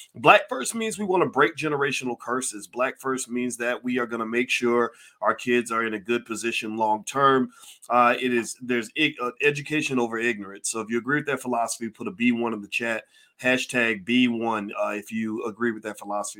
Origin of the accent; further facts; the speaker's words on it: Louisville, Kentucky, United States; Louisville, Kentucky, Kentucky is where I'm from